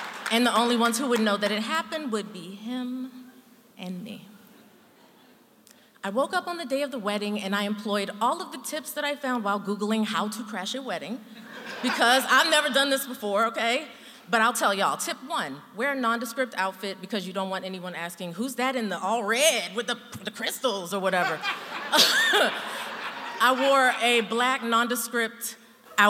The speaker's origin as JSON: {"language": "English", "town": "Baltimore", "region": "Maryland", "country": "United States", "said": "I'm from Baltimore"}